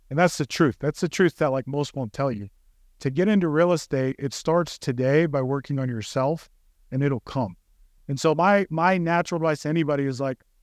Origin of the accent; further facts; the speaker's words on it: California, United States; No, so I grew up in California. Okay, but my childhood was spent in West Valley.